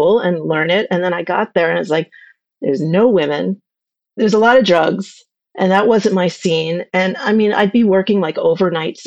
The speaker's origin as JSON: {"language": "English", "town": "Ossining", "region": "New York", "country": "United States", "tie": "born or raised there", "said": "I grew up in Ossining, New York, with my parents and my sister."}